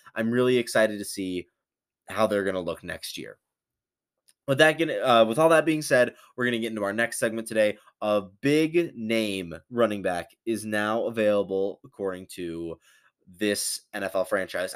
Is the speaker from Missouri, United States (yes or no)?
no; Portage, Michigan, United States; I'm actually from Portage as well